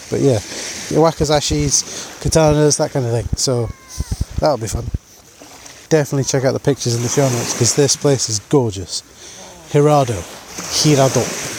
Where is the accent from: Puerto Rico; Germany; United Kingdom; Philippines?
United Kingdom; because we're British.